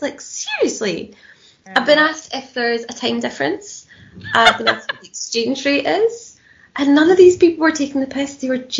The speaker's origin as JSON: {"language": "English", "region": "Scotland", "country": "United Kingdom", "moved": "as an adult", "lives_now": "London, United Kingdom", "said": "I'm clearly from Scotland, not from Ireland."}